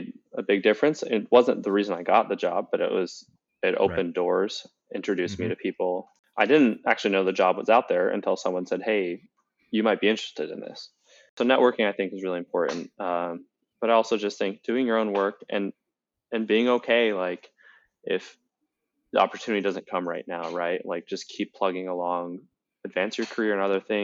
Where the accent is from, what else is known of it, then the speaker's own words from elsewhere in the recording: DC suburbs, Maryland, United States; also born or lived in Florida; I grew up in the Maryland, DC suburbs